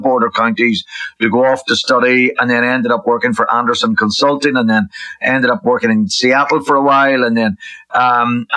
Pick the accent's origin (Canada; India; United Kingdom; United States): United Kingdom; Enniskillen, Northern Ireland; on the border where I grew up as well in Enniskillen and lived